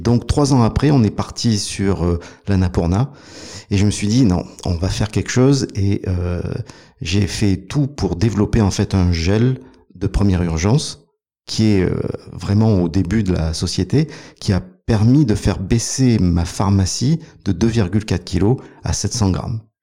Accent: Provence-Alpes-Côte d'Azur, France; Je suis un montagnard. Euh, à la base, je suis originaire de, des Alpes, des Hautes-Alpes.

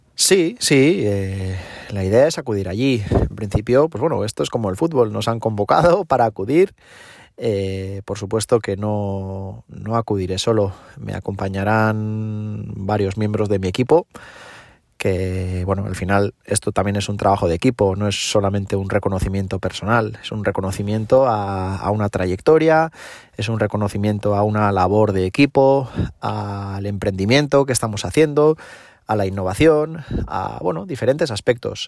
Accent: Eibar, Basque Country, Spain; yo soy de Eibar

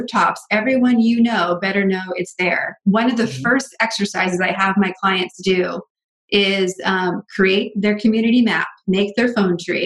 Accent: Northeast, United States; I come from the Northeast, so we had snow days all the time.

